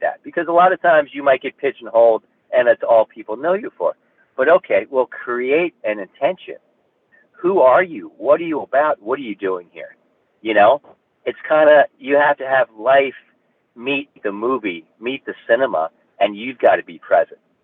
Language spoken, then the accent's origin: English; Kearny, New Jersey, United States; also born or lived in Newark, New Jersey; now in Highlands County, Florida, United States; I was born in Newark, New Jersey, uh, raised in Kearny, New Jersey, Hudson County, New Jersey